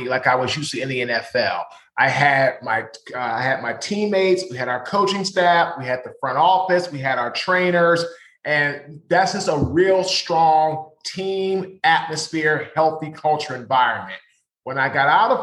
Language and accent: English; Washington, District of Columbia, United States; I'm from Washington, D.C.